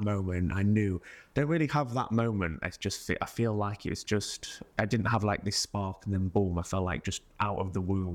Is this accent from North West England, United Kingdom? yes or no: no; Mansfield, East Midlands, United Kingdom; now in London, United Kingdom; I was, um, from Mansfield